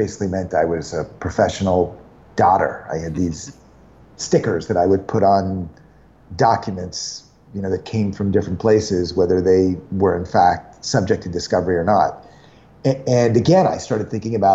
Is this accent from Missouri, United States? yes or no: no; Westchester, outside of New York City, United States; I grew up in Westchester, outside of New York City.